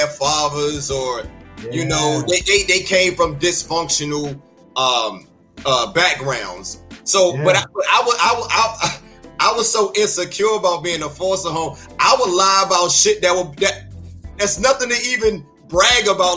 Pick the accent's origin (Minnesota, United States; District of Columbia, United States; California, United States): District of Columbia, United States; Washington; I'm from Washington, D.C., but I'm okay. I've been in Southeast. I've been in North